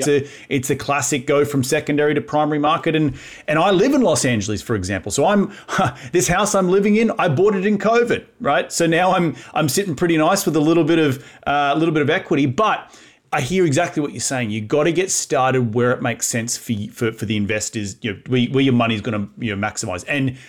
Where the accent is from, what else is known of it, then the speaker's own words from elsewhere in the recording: Australia; moved away as an adult; also born or lived in New York City / Syracuse, New York / Austin, Texas; now in United States; I'm fresh off the boat. I'm from Australia. I'm this foreign guy.